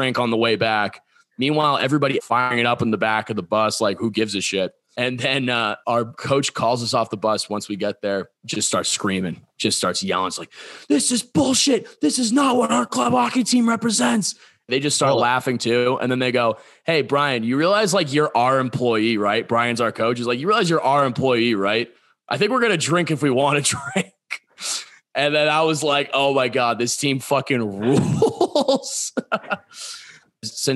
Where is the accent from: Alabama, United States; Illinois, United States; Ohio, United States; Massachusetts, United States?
Massachusetts, United States; Bridgewater; born and raised Bridgewater, Massachusetts.